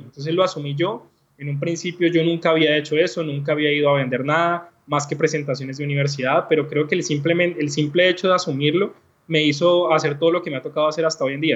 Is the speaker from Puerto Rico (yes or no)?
no; Cali, Valle del Cauca, Colombia; soy un caleño colombiano